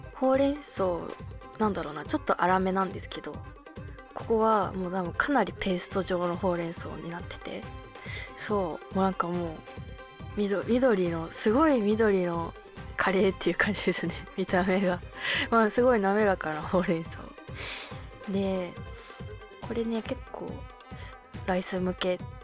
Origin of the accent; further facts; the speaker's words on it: Abashiri, Hokkaido, Japan; now in Tokyo, Japan; 私の地元の網走